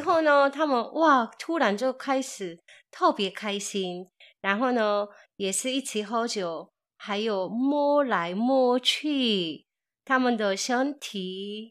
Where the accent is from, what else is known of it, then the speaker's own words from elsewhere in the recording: South Korea; moved away; 我是从韩国来的